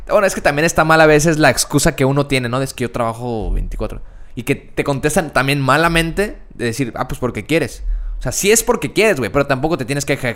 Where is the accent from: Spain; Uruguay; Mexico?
Mexico; Sé que yo también soy mexicano